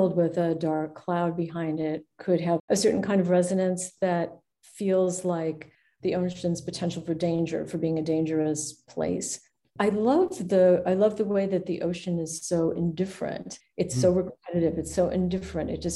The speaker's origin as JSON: {"language": "English", "town": "Cleveland", "region": "Ohio", "country": "United States", "tie": "born or raised there", "said": "I grew up near, but certainly not on Lake Erie, because I'm from Cleveland."}